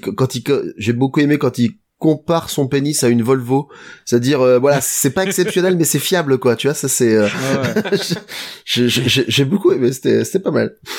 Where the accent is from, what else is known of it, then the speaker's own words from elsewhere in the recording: France; on est français